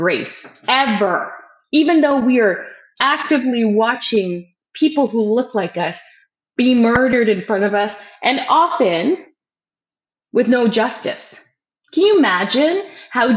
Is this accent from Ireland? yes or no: no; Canada; We as Canadian taxpayers